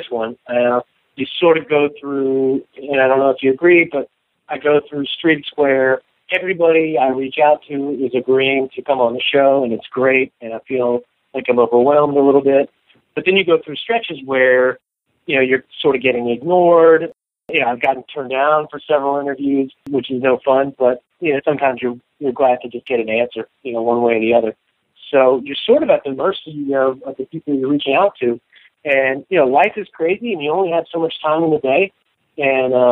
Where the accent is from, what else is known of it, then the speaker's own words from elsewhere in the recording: the South, United States; I grew up in the South